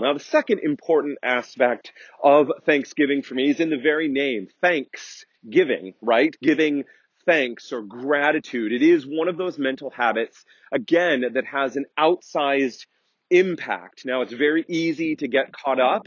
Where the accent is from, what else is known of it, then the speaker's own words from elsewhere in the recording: United States; I'm very American centric, having grown up and lived here all of my life